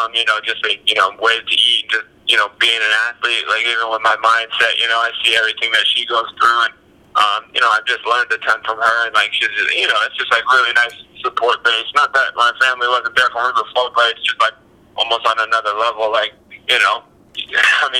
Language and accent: English; New Mexico, United States; moved away; I'm from Los Angeles, New Mexico, and Istanbul, Turkey